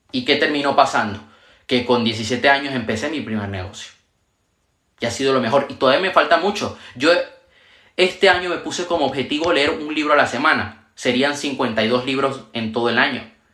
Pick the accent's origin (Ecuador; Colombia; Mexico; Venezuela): Venezuela; also born or lived in Panama; now in Spain; Yo nací en Venezuela, viví en Panamá y actualmente vivo en España